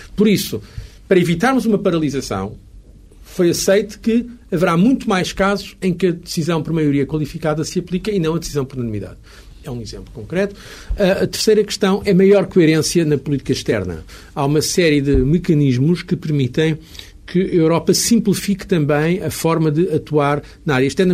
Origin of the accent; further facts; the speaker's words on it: Portugal; sou português e trago comigo uma sensibilidade portuguesa